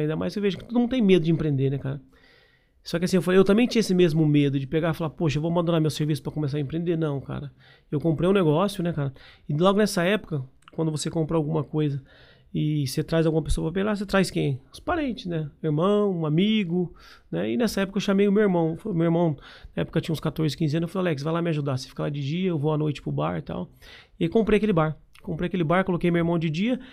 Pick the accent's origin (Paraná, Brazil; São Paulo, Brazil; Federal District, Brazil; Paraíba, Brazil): Paraná, Brazil; Londrina; also born or lived in Biporã; Eu nasci em Biporã, aqui do lado, aqui de Londrina. aqui. Vim para Londrina, tinha 7 anos de idade